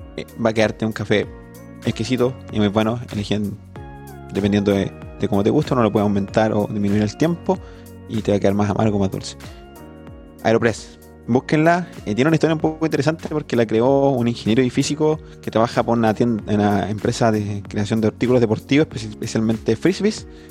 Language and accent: Spanish; Constitución, Maule, Chile; yo vengo de Constitución, de San Rosendo